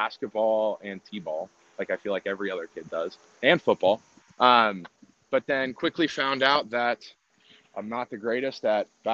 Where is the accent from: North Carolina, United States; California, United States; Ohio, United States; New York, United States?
Ohio, United States; Worthington; I am originally from Worthington, Ohio, which is about 15 minutes north of Ohio State. Grew up in a nuclear family